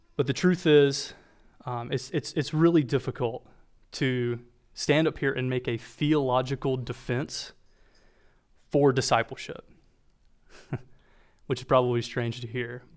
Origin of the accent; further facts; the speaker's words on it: Walburg, North Carolina, United States; accent: Southern; I try really, really hard to mask my Southern accent, but when I say my hometown name, it has a tendency to come out. So I'm from Wahlberg, North Carolina